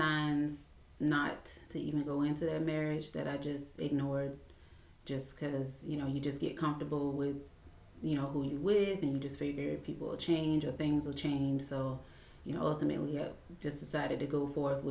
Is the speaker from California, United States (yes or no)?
no; Savannah, Georgia, United States; I was born and raised in Savannah